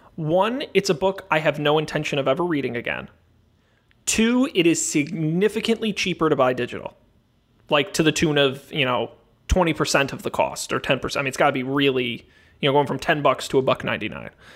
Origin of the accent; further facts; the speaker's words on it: United States; as an American traveling alone in a foreign country